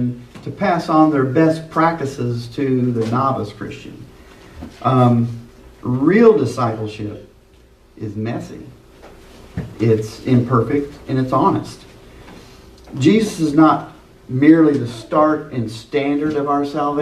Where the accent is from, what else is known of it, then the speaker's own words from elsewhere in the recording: Liberty, Missouri, United States; I'm from the Kansas City area, Liberty particularly